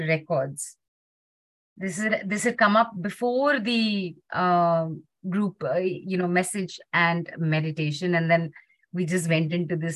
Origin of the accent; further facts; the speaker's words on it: Muscat, Oman; I'm from Muscat